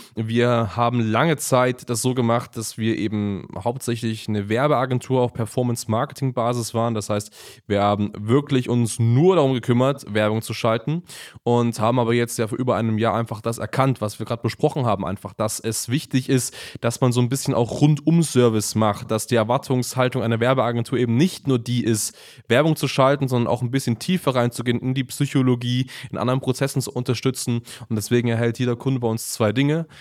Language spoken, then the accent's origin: German; Germany; bei uns in Deutschland